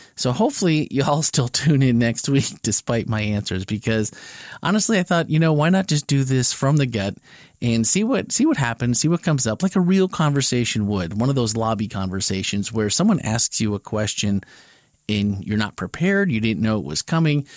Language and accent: English; Wisconsin, United States; We both grew up in Wisconsin